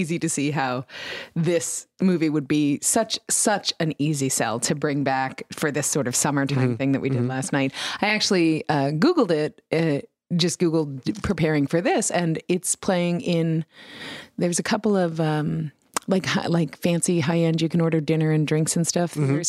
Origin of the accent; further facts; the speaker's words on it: New York, United States; I grew up in New York